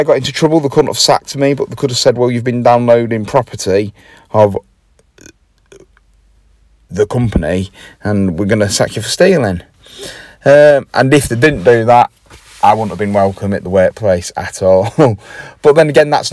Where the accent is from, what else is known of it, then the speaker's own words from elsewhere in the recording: Grimsby, Yorkshire and the Humber, United Kingdom; I am from Grimsby